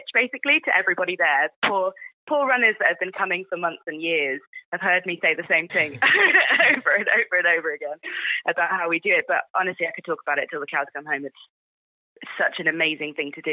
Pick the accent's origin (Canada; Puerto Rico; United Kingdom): United Kingdom; Oxford, South East England; also born or lived in Binfield, Berkshire; now in London, United Kingdom; So originally Berkshire, but and kind of grew up in Oxford. So I say Oxford really